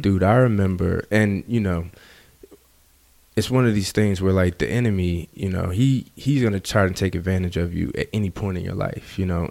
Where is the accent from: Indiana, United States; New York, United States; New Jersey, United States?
New Jersey, United States; I grew up in Jersey